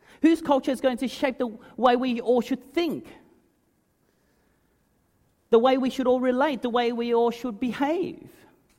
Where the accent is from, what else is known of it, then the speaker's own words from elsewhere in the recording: Australia; I'm an ABC. That is, I'm an Australian-born Chinese. That means I'm a third culture kid. I've got 1 foot in my Chinese heritage, and I've got a foot in Australian culture.